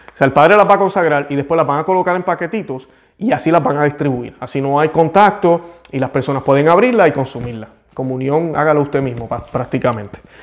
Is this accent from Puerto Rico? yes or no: yes; Puerto Rico; yo que nací en Puerto Rico, es como decir, soy puertorriqueño